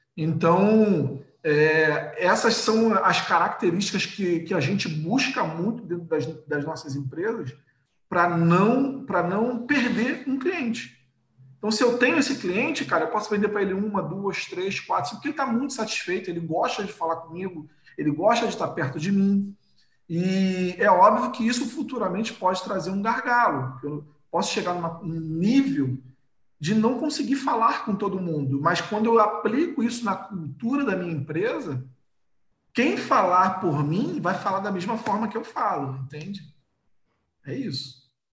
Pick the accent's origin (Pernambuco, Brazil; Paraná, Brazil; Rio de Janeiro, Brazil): Rio de Janeiro, Brazil; eu sou do Rio de Janeiro